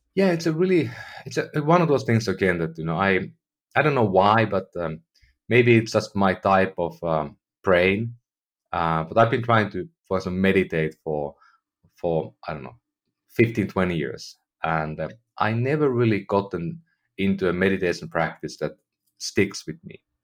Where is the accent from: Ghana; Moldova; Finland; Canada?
Finland; moved away as an adult; now in United States; I'm from Finland, you know, I lived in, in Europe most of my life